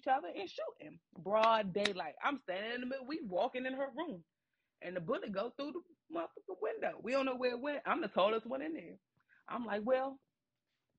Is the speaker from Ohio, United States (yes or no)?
no; Maryland, United States; moved away; also born or lived in Tampa, Florida; I'm a Marylander.